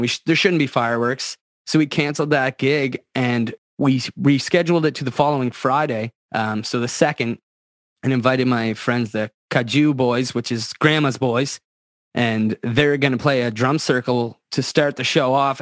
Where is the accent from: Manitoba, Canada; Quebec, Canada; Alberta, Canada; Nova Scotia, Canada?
Nova Scotia, Canada; Antigonish County; I grew up in Antigonish County